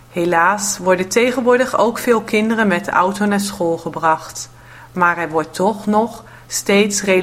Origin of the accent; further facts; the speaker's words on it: Netherlands; now in France; Ik woon in Frankrijk en thuis spreken we Nederlands.